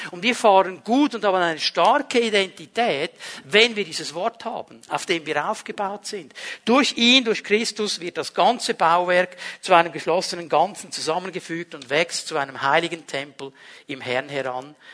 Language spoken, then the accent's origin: German; Zurich, Switzerland; in dem Dorf, wo ich aufgewachsen bin, ist ein kleineres Bauerndorf im Kanton Zürich. Ähm, meine Großeltern haben da ein Haus gebaut